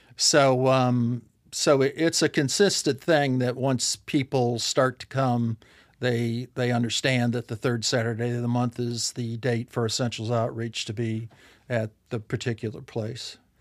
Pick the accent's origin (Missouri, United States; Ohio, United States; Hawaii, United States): Ohio, United States; moved away as an adult; now in Arkansas, United States; we both were born and raised in Ohio the whole time